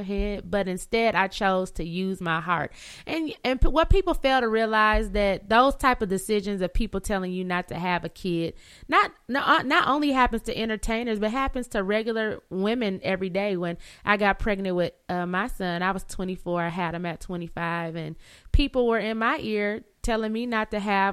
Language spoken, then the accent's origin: English; Flint, Michigan, United States; we're from Flint